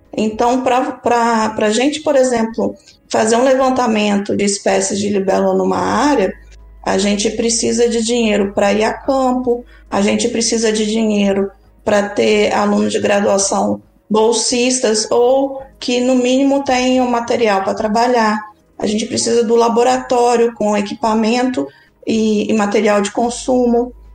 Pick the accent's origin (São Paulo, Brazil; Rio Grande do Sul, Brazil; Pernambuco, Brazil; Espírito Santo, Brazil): Espírito Santo, Brazil; cresci no Espírito Santo, próximo ao litoral